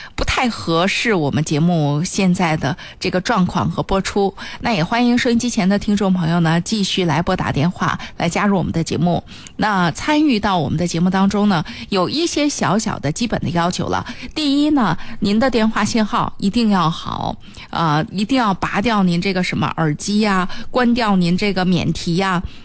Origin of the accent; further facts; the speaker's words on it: Hebei, China; 我们河北地区的这个方言啊